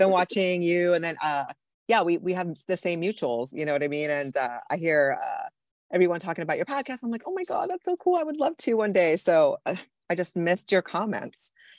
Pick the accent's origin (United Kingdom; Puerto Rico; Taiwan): Puerto Rico; Well, I'm Puerto Rican. I was born and raised in Puerto Rico. So I was raised in the Catholic Church, basically.